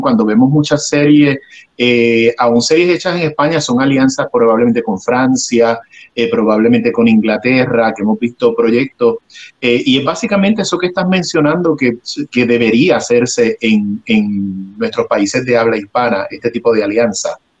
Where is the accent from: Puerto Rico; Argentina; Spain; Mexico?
Puerto Rico; now in Los Angeles, United States; Yo resido en Los Ángeles, pero soy eh, oriundo de Puerto Rico